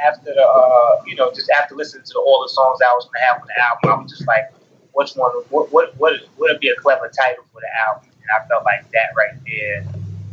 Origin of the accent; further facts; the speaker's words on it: North Carolina, United States; also born or lived in Queens, New York; I was born in New York, Queens, New York, and I was raised in North Carolina